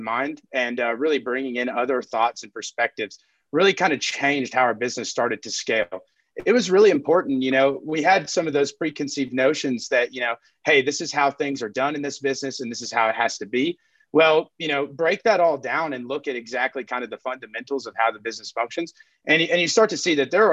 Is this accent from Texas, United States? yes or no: yes; Texas Panhandle, United States; I'm from the Texas Panhandle.